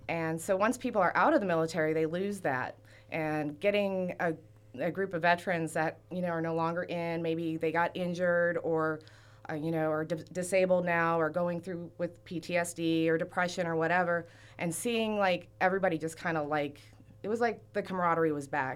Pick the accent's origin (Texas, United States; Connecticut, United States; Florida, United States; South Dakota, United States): Florida, United States; Fort Myers; also born or lived in Wisconsin; now in Port Hueneme, United States; Originally, I'm from Fort Myers, Florida.